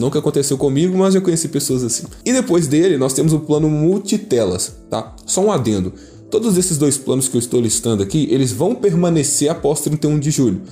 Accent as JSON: {"language": "Portuguese", "country": "Brazil", "said": "Somos brasileiros"}